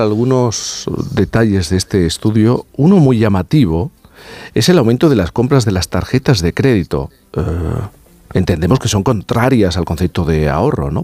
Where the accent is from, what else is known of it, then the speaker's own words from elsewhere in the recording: Jerez de la Frontera, Andalusia, Spain; yo soy de Jerez